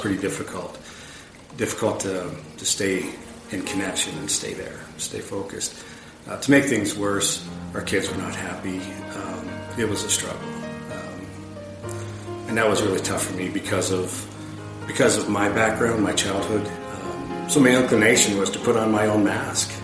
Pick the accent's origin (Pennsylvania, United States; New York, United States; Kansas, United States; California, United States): Pennsylvania, United States; now in Bozeman, United States; I grew up in Pennsylvania where I was raised Catholic.